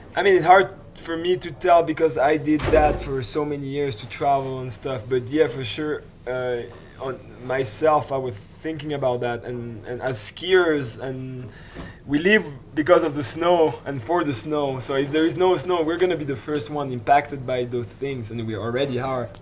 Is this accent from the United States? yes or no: no; Switzerland; from Switzerland as well